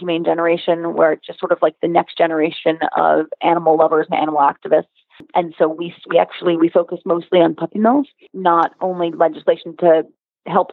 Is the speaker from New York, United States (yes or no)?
yes; New York City, New York, United States; being born and raised in New York City